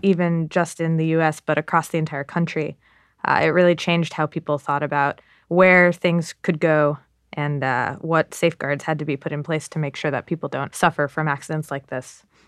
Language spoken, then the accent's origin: English; Massachusetts, United States; I grew up in Massachusetts